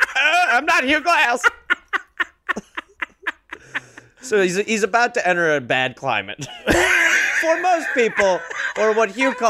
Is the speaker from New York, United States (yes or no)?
no; Wisconsin, United States; moved away; I'm from Wisconsin.